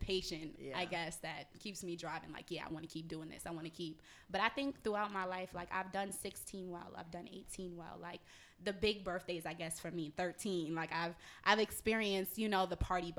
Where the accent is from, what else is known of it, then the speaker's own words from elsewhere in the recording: New York, United States; I'm from New York